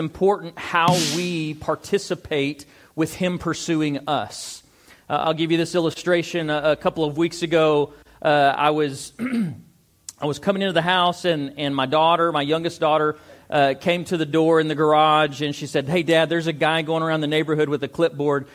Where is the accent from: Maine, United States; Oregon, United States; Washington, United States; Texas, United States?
Texas, United States; Amarillo; also born or lived in Dumas; I was born and raised in Amarillo.